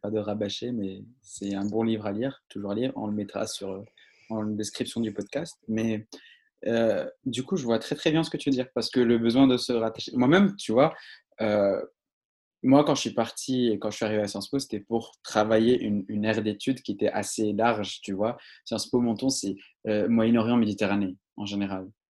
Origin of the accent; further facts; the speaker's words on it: Morocco; moved away; je viens de Maroc, je viens d'une partie très précieuse du Maroc